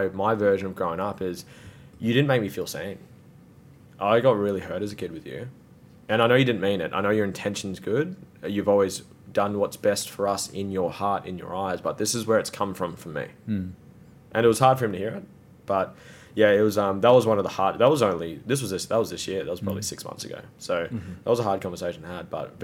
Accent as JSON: {"language": "English", "town": "Gold Coast", "region": "Queensland", "country": "Australia", "tie": "born or raised there"}